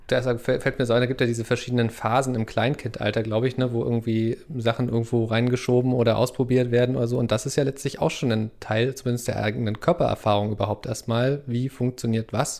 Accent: eastern Germany, Germany; ich bin ja im Osten Deutschlands groß geworden

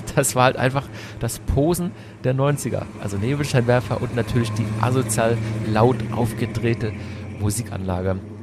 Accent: Hockenheim, Baden-Württemberg, Germany; also born or lived in Berlin; ich komme aus Hockenheim eigentlich, also ich bin in Berlin geboren, wie schon erwähnt, bin aber in Hockenheim aufgewachsen

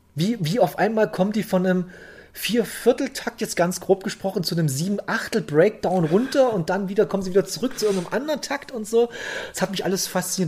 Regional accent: south of Bautzen, Saxony, Germany; Hier in der dörflichen Gegend von, äh, Süd, also ich komme südlich von Bautzen, komme ich her

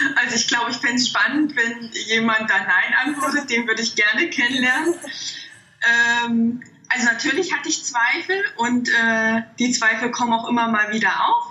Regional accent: Thuringia, Germany; moved away as an adult; also born or lived in Stuttgart; ich bin in einem kleinen Dorf aufgewachsen und in Thüringen

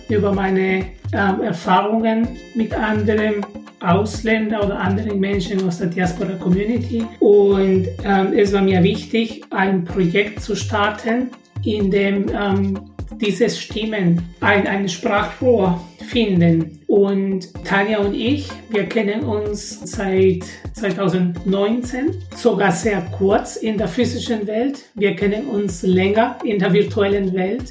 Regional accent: Peru; moved away as an adult; now in Karlsruhe, Germany; Ich bin in Peru geboren und dort meine ersten 20 Jahre gelebt und die letzten 20 in Deutschland

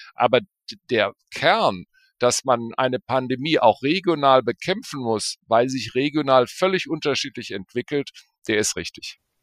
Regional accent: Bonn, North Rhine-Westphalia, Germany; also born or lived in Berlin; meine Heimat ist eigentlich Bonn

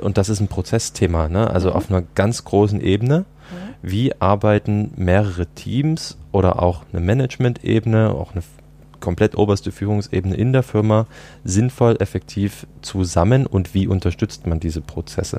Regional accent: Dresden, Saxony, Germany; moved away as an adult; also born or lived in United States; zurück in meine Heimatstadt Dresden

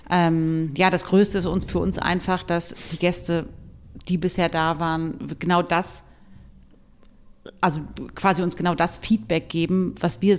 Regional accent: Lower Saxony, Germany; now in Hamburg, Germany; ich komme ursprünglich aus dem Landkreis Hannover

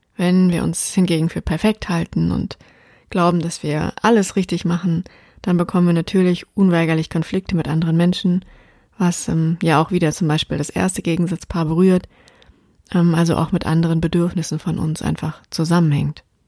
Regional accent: Taunus, around Frankfurt am Main, Hesse, Germany; moved away; ich ja im Moment immer noch in meiner alten Heimat bin, im Taunus rund um Frankfurt am Main

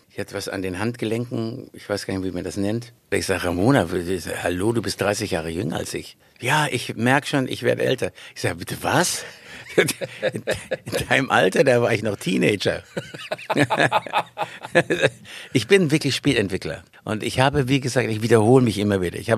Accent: Nauen, Brandenburg, Germany; now in Schleswig-Holstein, Germany; Ich bin eigentlich in Nauen geboren. Da hat er zufällig noch einen Kreissaal aufgetan. War er der Geburtshelfer. Meine Mutter hat ordentlich mitgespielt. Und so bin ich hier aufgewachsen in, in, und dann aus Berlin raus nach Schleswig-Holstein.

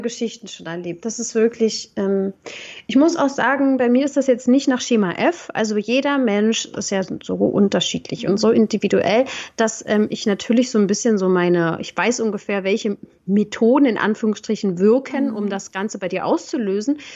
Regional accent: Berlin, Germany; aus Berlin, wo ich herkomme

